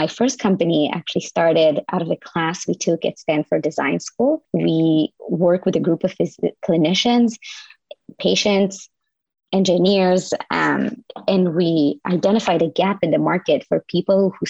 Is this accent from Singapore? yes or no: no; Israel; moved away as an adult; now in United States; I'm from Israel originally.